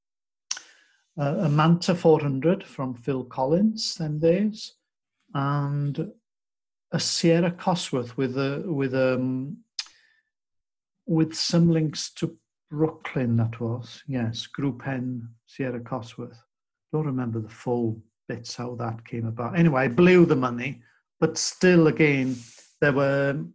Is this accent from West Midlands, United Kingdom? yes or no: no; Wales, United Kingdom; I was from Wales and very, very white and naive and shy